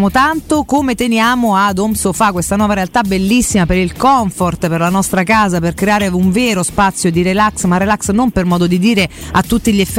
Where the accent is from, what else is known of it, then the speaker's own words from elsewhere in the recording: Monterotondo, Lazio, Italy; io sono di Monterotondo